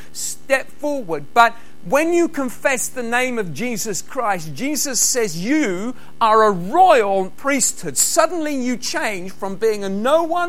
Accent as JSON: {"language": "English", "region": "England", "country": "United Kingdom", "moved": "yes", "lives_now": "Scotland, United Kingdom", "said": "I'm English"}